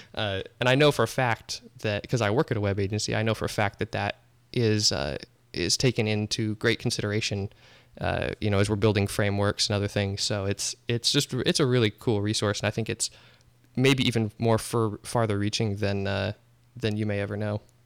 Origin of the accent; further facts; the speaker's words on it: Omaha, Nebraska, United States; moved away as an adult; also born or lived in Kansas City; now in Springfield, United States; I grew up in Omaha, Nebraska, and lived there for twenty-four years